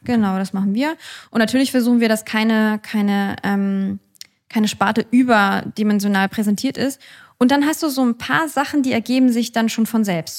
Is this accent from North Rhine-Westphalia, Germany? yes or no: no; Hamburg, Germany; als Finkenwerderanerin